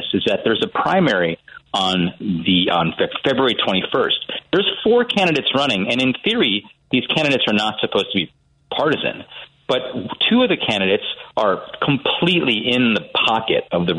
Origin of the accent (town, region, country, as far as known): Wisconsin, United States